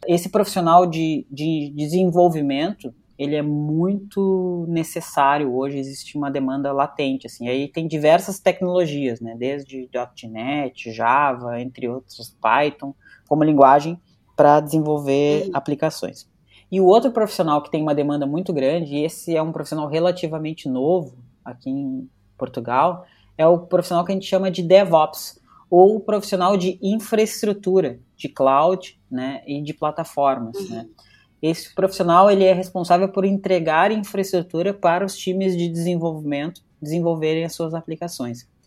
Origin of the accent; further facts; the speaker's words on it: Porto Alegre, Rio Grande do Sul, Brazil; now in São Paulo, Brazil; Eu saí de Porto Alegre, fui para São Paulo para justamente ganhar mais.